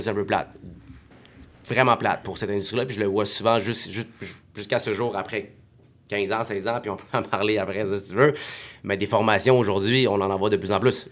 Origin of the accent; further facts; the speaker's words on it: Montreal, Quebec, Canada; also born or lived in Saint-Hubert, Quebec / Morocco (family origin); on a déménagé de Montréal, parce qu'on a été de HLM à HLM à HLM, au moins trois, je pense, puis quand on a eu assez d'argent, mais ben, quand ils ont eu assez d'argent pour tout simplement euh, déménager à la rive de Montréal, à Saint-Hubert